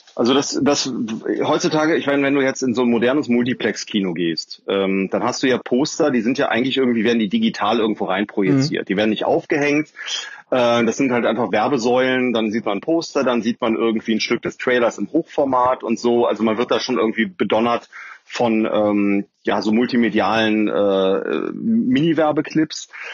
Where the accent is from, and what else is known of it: Cologne, North Rhine-Westphalia, Germany